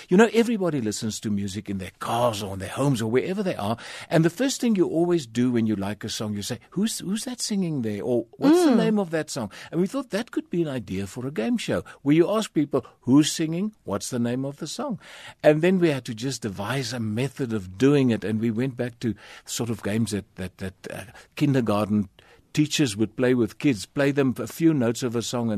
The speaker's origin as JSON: {"language": "English", "town": "Kleinzee", "region": "Northern Cape", "country": "South Africa", "tie": "born or raised there", "said": "My dad worked on the mines. He was a prospector on the mines. And I was born in Springbok because Clancy didn't have a hospital."}